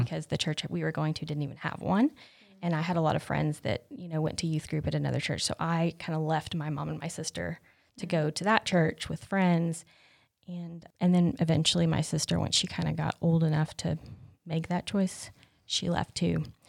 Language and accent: English; Whittier, North Carolina, United States; I grew up in Swain County, which, if you don't know where that is, it is west of here